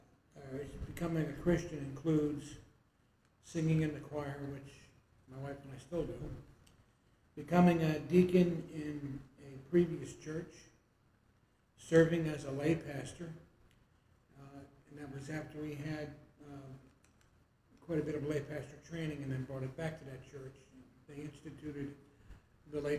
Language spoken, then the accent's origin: English; New Jersey, United States; moved away as an adult; also born or lived in Washington, D.C. / Colorado; now in Arizona, United States; I'm 75. I was raised in New Jersey for all of my growing up years and college years